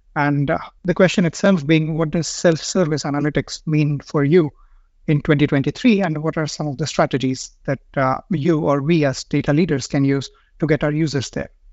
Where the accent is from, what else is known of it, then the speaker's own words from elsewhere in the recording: India; moved away as an adult; now in Stockholm, Sweden; I'm from India and I've been living in Stockholm for the past, uh, five years